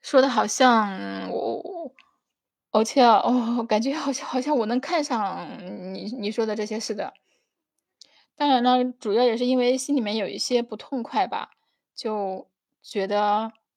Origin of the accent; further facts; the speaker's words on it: China; moved away as an adult; also born or lived in Europe or North America; 如果说我不是生活在中国，而是从小就生活在欧美，我会不会在二十八岁的时候？因为没有结婚而感到焦虑。